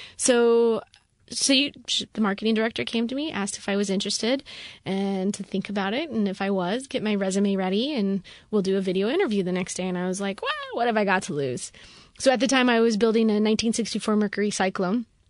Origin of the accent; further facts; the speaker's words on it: Rapid City, South Dakota, United States; I grew up in Rapid City, South Dakota, super conservative area